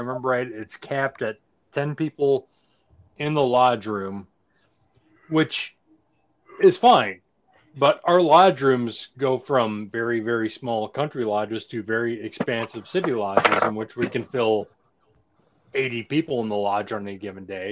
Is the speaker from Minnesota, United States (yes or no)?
yes; Saint Paul, Minnesota, United States; I'm born and raised in St. Paul. I grew up raised in Hell on the east side.